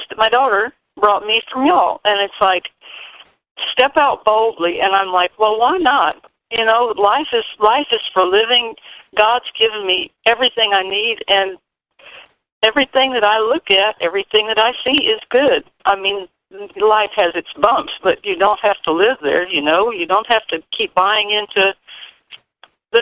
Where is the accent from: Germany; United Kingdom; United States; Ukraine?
United States; LaGrange; I'm from LaGrange originally, and it's beautiful there